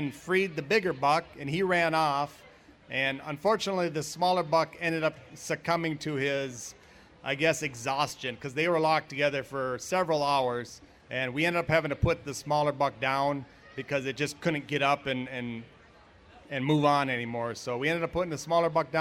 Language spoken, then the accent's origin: English; Albany, Minnesota, United States; I'm from Albany